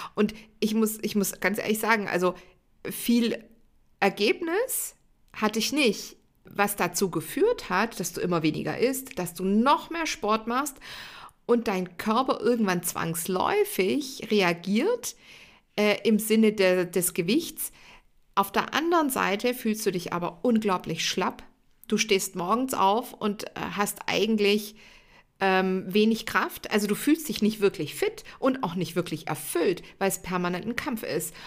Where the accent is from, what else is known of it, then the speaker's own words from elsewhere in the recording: Stuttgart area, Baden-Württemberg, Germany; wer im Stuttgarter Raum aufgewachsen ist, kennt die Geschichte vielleicht oder zumindest mal den Arbeitgeber. Ich sage immer, ich bin mit dem Stern auf der Stirn aufgewachsen